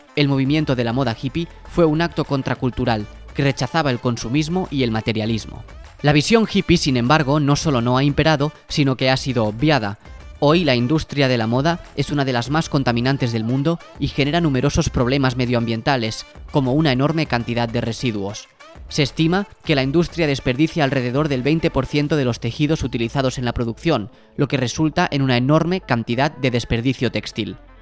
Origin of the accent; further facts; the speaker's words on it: Barcelona, Catalonia, Spain; now in Madrid, Spain; nosotros dos somos de Barcelona